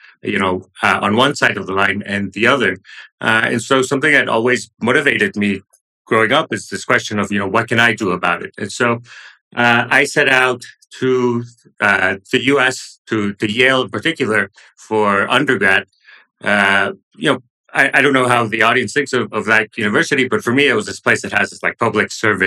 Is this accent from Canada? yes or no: no; Monterrey, Nuevo León, Mexico; I grew up in Monterrey, the city in northern Mexico, close to the Texas border